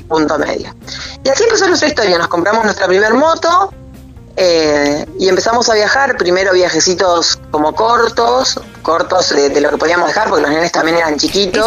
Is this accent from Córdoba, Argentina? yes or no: no; Trelew, Chubut, Argentina; yo soy de Trelew